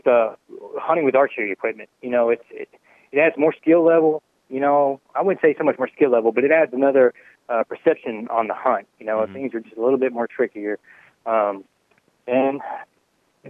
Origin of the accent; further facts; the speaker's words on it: Galveston, Texas, United States; I'm from Galveston area. I grew up down here.